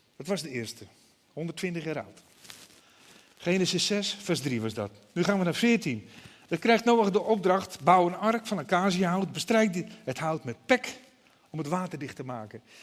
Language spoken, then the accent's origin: Dutch; Broek op Langedijk, North Holland, Netherlands; Ik ben als jongetje altijd wel meegenomen naar de kerk. Naar de Nederlandse vormde kerk bij ons in Broek op Lange Dijk. In Noord-Holland, vlakbij Alkmaar.